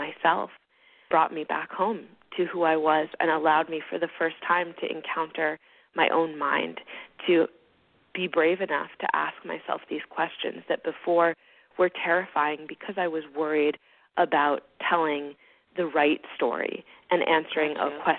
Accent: Hawaii, United States; moved away as an adult; I grew up in Hawaii, actually, and I live here again now.

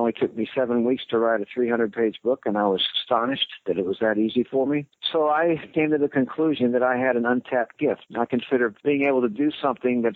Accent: Houston, Texas, United States; moved away as an adult; also born or lived in Chicago area; now in Midlothian, Texas, United States; all my kids I grew up with were in Houston

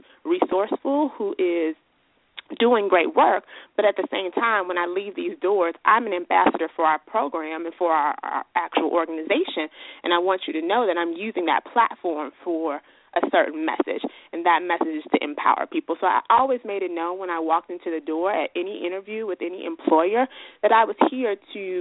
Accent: Chicago, Illinois, United States; I'm a Chicago native

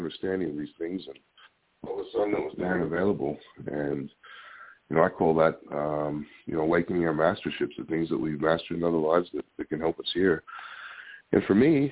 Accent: Australia; when I was growing up in Australia

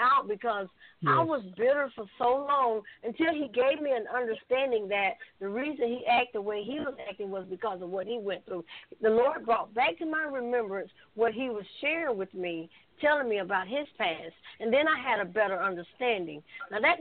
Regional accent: Sylacauga, Alabama, United States; also born or lived in Birmingham, Alabama; I'm a country girl. I'm from Sylacauga.

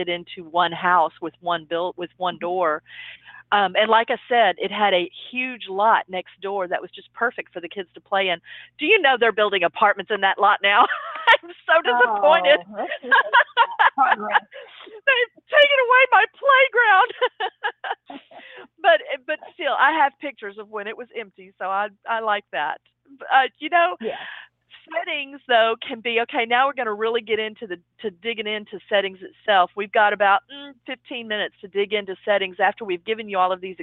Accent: Dallas, Texas, United States; here in Dallas, which is my hometown.

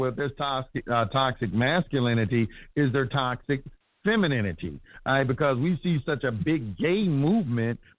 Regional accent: Dallas, Texas, United States; Born and raised in Oak Cliff. I'm born and raised in Oak Cliff

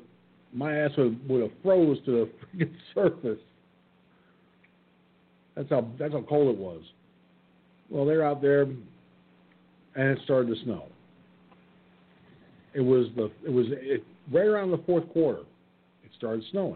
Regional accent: New York, United States; moved away; when I lived in my hometown, going to the high school to watch the basketball games

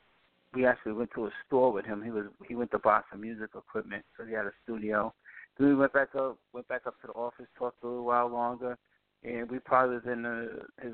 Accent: New York, United States; I'm a New Yorker at heart

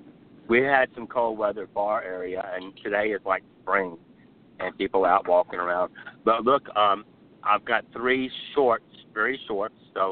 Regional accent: Birmingham, Alabama, United States; born or raised there

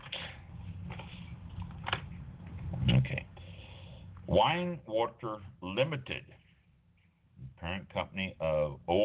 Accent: North Kansas City, Missouri, United States; I was born and raised in North Kansas City

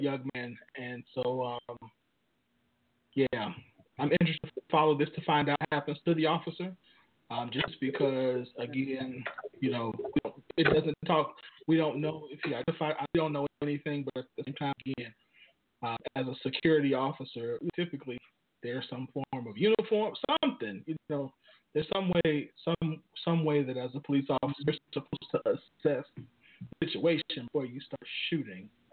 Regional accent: Chicago, Illinois, United States; moved away; my hometown in Chicago

